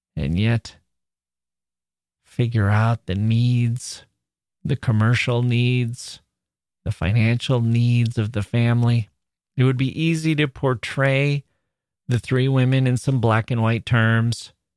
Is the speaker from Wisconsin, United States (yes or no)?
yes; Wisconsin, United States; as an American